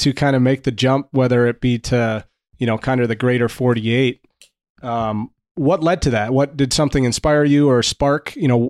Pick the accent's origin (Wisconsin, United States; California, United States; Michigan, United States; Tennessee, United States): Wisconsin, United States; I'm from Wisconsin. It's very cold there.